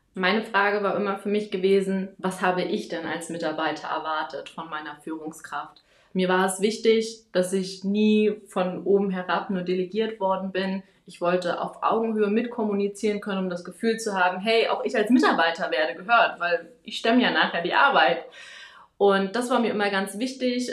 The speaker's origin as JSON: {"language": "German", "country": "Germany", "moved": "as an adult", "lives_now": "Wiesbaden, Germany", "said": "ich komme hier aus Wiesbaden, zumindest lebe ich hier seit zehn Jahren, komme eigentlich aus der Nähe von Berlin."}